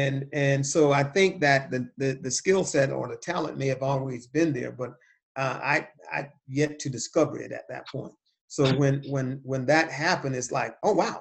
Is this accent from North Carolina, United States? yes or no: no; Cuthbert, Georgia, United States; the town that I grew up in, which was a small town in southwest Georgia called Cuthbert